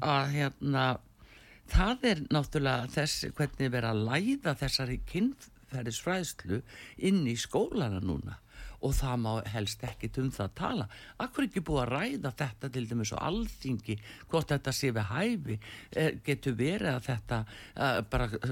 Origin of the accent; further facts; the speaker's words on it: Iceland; við erum með Íslendingar